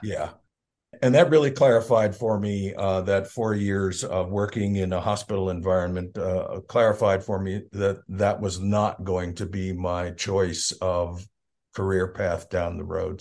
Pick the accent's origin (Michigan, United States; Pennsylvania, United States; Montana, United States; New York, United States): Pennsylvania, United States; York; moved away as an adult; also born or lived in Bisbee, Arizona; now in Arizona, United States; we moved back to Pennsylvania when I was about six months old, and I grew up in southeastern Pennsylvania, a town called ah. York.